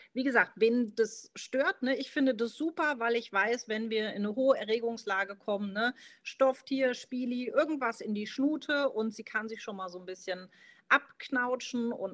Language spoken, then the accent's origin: German; Marburg, Hesse, Germany; Ich komme aus Mittelhessen, aus Marburg, lebe derzeit mit meiner fünf Monate alten Golden Hündin Wave